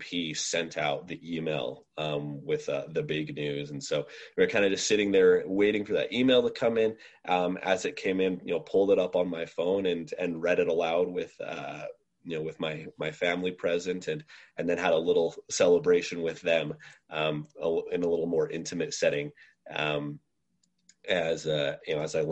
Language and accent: English; Utah, United States; I'm from Utah originally